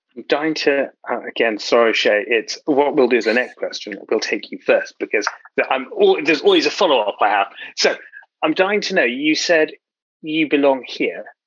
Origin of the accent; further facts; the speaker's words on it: London, United Kingdom; I'm a proud South Londoner